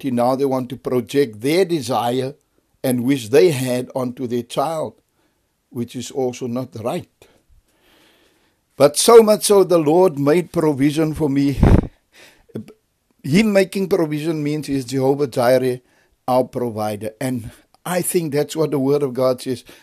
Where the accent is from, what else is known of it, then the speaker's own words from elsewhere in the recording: Cape Town, Western Cape, South Africa; We are not from there. We are originally from Cape Town, but when the riots came, my mother relocated to the faraway place.